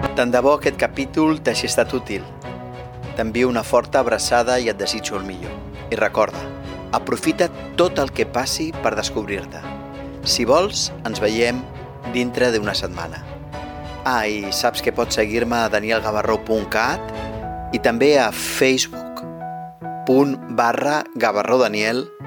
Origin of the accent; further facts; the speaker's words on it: Catalonia, Spain; som catalans